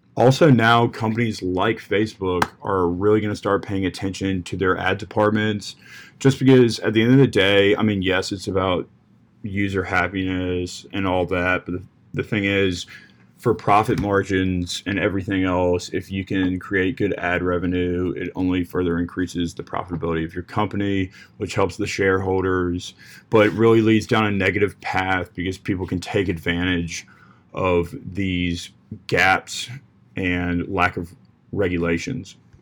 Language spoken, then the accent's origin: English; Williamsburg, Virginia, United States; I'm from Williamsburg, Virginia